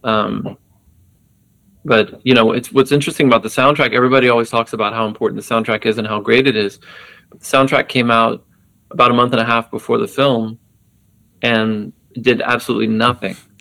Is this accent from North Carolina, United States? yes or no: no; Texas, United States; being an American growing up in Texas in the 80s